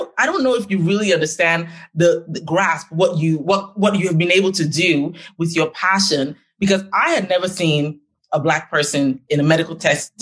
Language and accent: English; Nigeria; moved away; I'm Nigerian and just like you, left Nigeria to go to a developed country